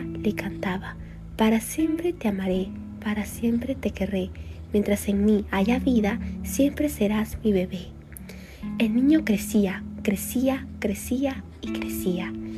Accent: Lima, Peru; tengo 17 años, soy de Lima

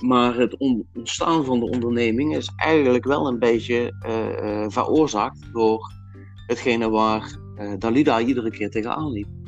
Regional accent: Limburg, Netherlands; ik kom uit Limburg

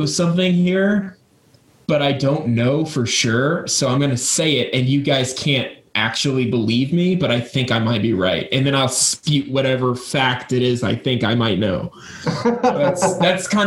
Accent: United States; I'm from America

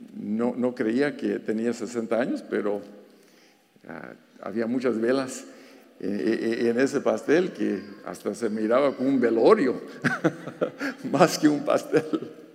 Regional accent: Los Angeles, California, United States; accent: pocho; first language Spanish; moved away as an adult; also born or lived in Guanajuato, Mexico / Pennsylvania; now in Wilkes-Barre, United States; Yo nací en Guanajuato, en Guanajuato. Tenía dos años cuando mi familia se vino aquí a Los Ángeles

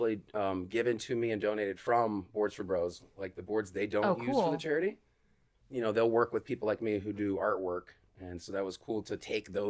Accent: Bradenton, Florida, United States; moved away as an adult; also born or lived in Atlanta / Anna Maria Island; now in St. Petersburg, United States; I have been living in St. Pete now for like 3-4 years, but being from there, you know, I'm in my mid-30s. When I was early 20s, like all of my, you know, young adult creative endeavors were like happening in Bradenton for me.

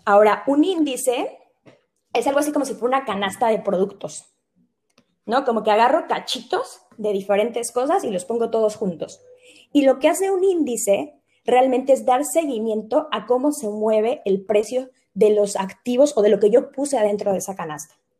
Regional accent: Mexico; nosotros como mexicanos

